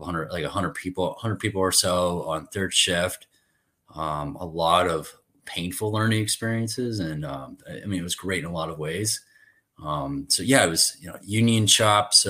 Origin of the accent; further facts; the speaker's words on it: Danville, Illinois, United States; moved away as an adult; also born or lived in Milwaukee, Wisconsin; I grew up in Danville, Illinois, farming industry, kind of, you know, small town